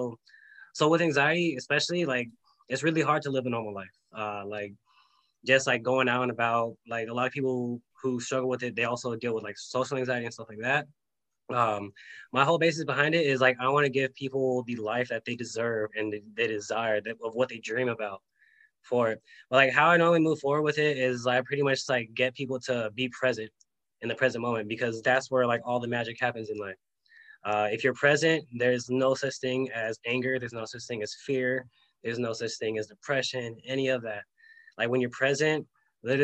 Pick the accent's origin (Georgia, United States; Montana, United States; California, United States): California, United States; I grew up in California, grew up like the normal life